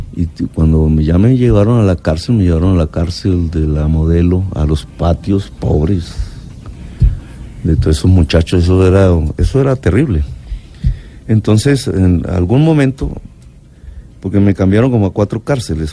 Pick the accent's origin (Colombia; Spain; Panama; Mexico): Colombia; Caribbean coast; also born or lived in Zipaquirá / Ciénaga de Oro; yo soy costeño